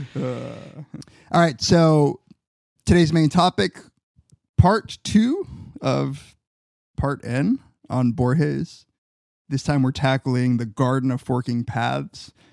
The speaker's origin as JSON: {"language": "English", "area": "Riverside and San Bernardino", "region": "California", "country": "United States", "tie": "born or raised there", "said": "my hometown. Riverside and San Bernardino."}